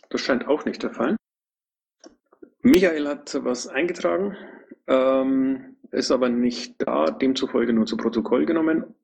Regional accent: Bavaria, Germany; Höre ich da leise Kritik gegen meine Heimat?

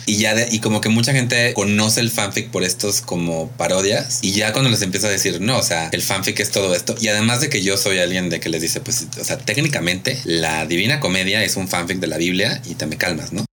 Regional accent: Mexico; aquí en México

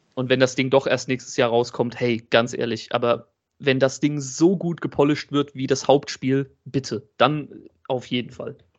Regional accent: Germany; bei uns in Deutschland

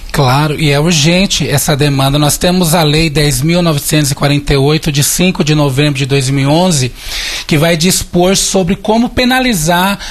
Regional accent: Mairiporã, São Paulo, Brazil; Eu sou de Mariporã, embora seja grande São Paulo, mas fui criada na área rural de Mariporã

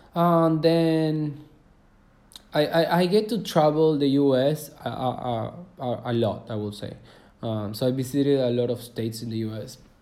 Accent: Córdoba, Argentina; I was born in Cordoba, is a city of Argentina, where I'm from right now. So I was born there.

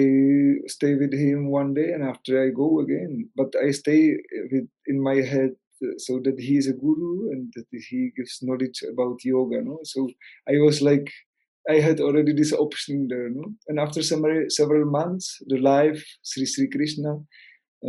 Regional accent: Czechia; English is a second language; moved away as an adult; also born or lived in Spain; I am from Czech Republic, no, I am not from Spain. So I was living some time in Spain

